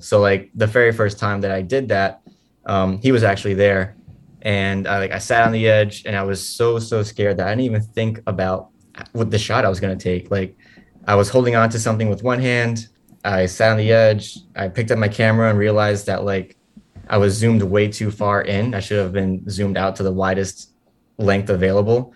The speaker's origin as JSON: {"language": "English", "town": "New York City", "region": "New York", "country": "United States", "tie": "born or raised there", "said": "I, I grew up in Sunset Park my whole life"}